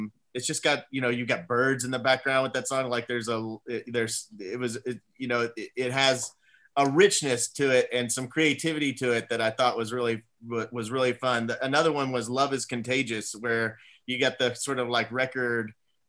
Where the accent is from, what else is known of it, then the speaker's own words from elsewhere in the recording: Texas, United States; everything sounds like a country song to me because I grew up in Texas.